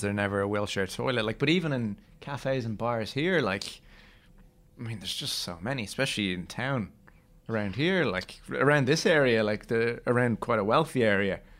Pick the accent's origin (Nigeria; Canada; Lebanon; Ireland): Ireland; We're Irish